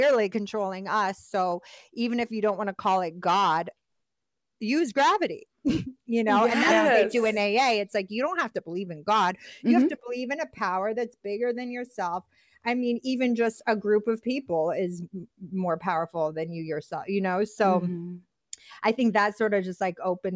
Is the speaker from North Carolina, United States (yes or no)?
no; Boston, Massachusetts, United States; moved away; also born or lived in Philadelphia, Pennsylvania; I'm from Boston, my dad's from the Bronx, my mom's from Detroit, I was raised in West Philly and Boston